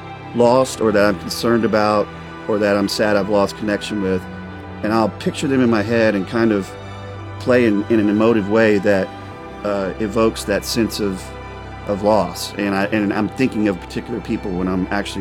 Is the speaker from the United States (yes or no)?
yes; the South, United States; now in Nashville, United States; growing up in the South